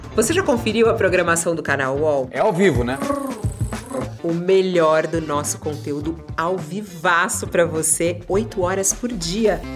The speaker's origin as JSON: {"language": "Portuguese", "town": "Niterói", "region": "Rio de Janeiro", "country": "Brazil", "moved": "yes", "said": "Eu saí de Niterói, de uma família classe média"}